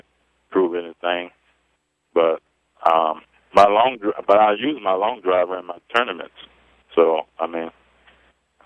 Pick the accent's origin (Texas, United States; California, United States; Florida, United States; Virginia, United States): Florida, United States; Clearwater; also born or lived in Providence, Rhode Island; now in St. Petersburg, United States; I'm from Clearwater, Florida. Moved down from Providence, Rhode Island when I was a little kid, and right now I reside in St. Pete, Florida.